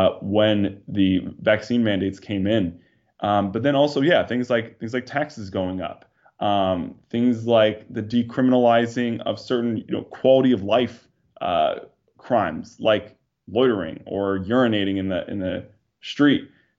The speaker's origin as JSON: {"language": "English", "region": "New York", "country": "United States", "tie": "born or raised there", "said": "I mean, I can remember growing up in New York, people were leaving New York way before, 2020, right?"}